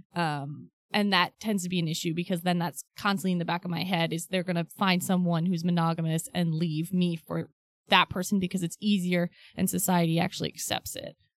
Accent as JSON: {"language": "English", "region": "Ohio", "country": "United States", "tie": "born or raised there", "said": "I was raised in Ohio"}